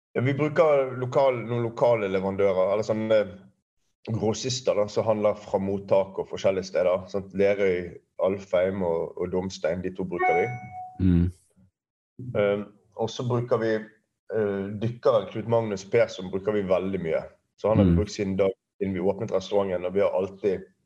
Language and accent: Norwegian; Bergen, Vestland, Norway; jeg er oppvokst ute i Fana